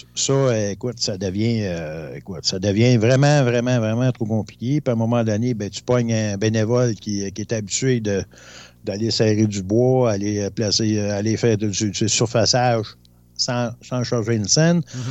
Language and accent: French; Rouyn-Noranda, Quebec, Canada; je viens de Rouen-Noranda